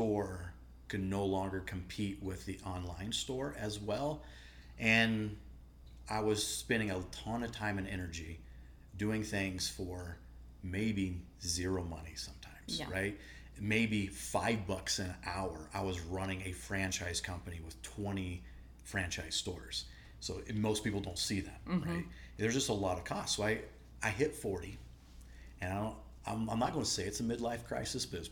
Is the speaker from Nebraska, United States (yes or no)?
yes; Nebraska, United States; I grew up hunting. I'm from the Midwest, Nebraska, and my dad hunted, my mom hunted